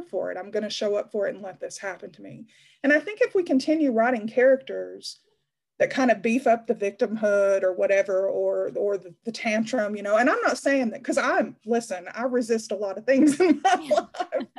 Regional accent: Appalachia, United States; now in Knoxville, United States; the Appalachian town that I come from

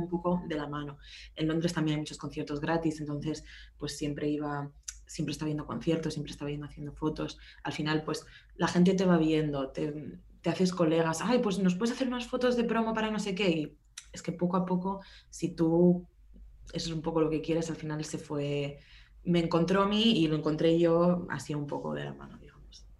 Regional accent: Barcelona, Catalonia, Spain; moved away as an adult; also born or lived in London, United Kingdom / Glasgow, United Kingdom; now in Berlin, Germany; soy de Barcelona, pero ya llevo bastantes años fuera de España

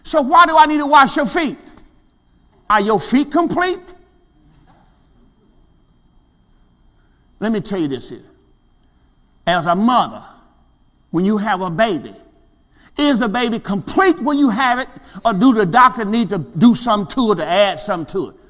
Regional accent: Mississippi, United States; I'm from Mississippi, the country

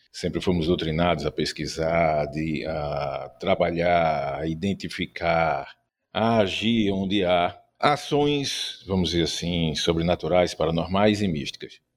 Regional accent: Recife, Pernambuco, Brazil; tenho 51 anos e sou do Recife Mal Assombrado.

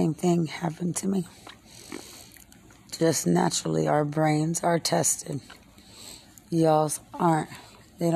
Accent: Lubbock, Texas, United States; I'm from Lubbock. We're a lot more serious

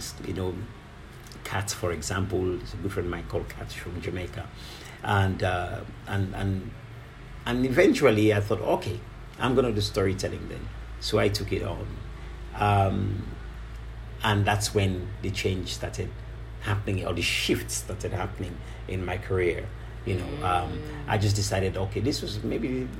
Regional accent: Kamakwie, Northern Province, Sierra Leone; growing up in Kamakwe was always lovely, because as I sat with my grandmother and my uncles every night, we just listened to stories as children.

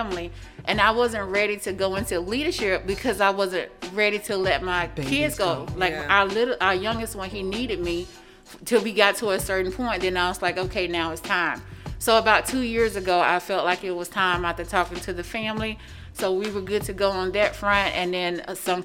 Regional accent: Mississippi Delta, United States; now in Sarasota, United States; I'm from the Mississippi Delta. Very, very poor part of Mississippi. Grew up very poor.

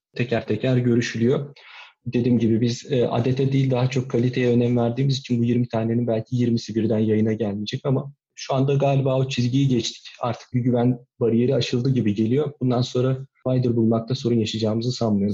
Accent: İzmir, Turkey; moved away as an adult; also born or lived in Nazilli, Aydın / Istanbul; now in Kuşadası, Turkey; Aydın Nazilli'de doğdum, İzmir'de büyüdüm.

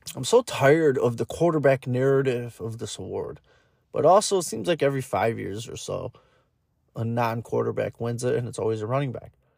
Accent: Michigan, United States; I'm from Michigan

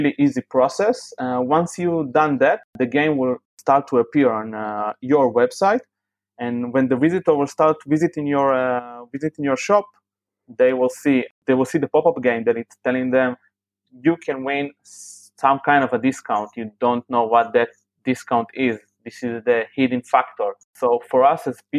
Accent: Tel Aviv, Tel Aviv District, Israel; I am from Israel, from Tel Aviv, which is known as a very high-level startup scene in the world.

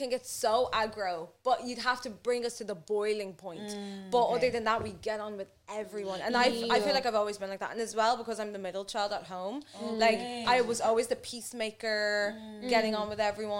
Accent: Dublin, Leinster, Ireland; See, I grew up in Blanche, so it was like 39A was my life.

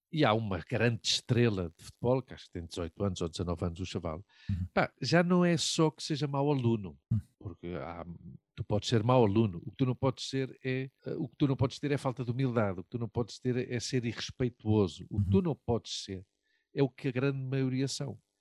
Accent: Portugal; now in Spain; sou português, mas venho de Espanha

